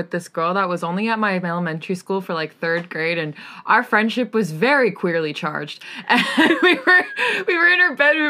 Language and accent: English; East of England, United Kingdom; I'm from Essex!